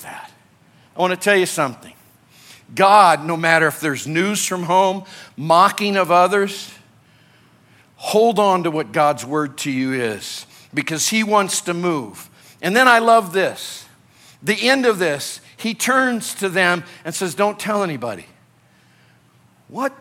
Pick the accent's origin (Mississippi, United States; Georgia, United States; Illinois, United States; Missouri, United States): Illinois, United States; also born or lived in California; now in Colorado, United States; I grew up in Illinois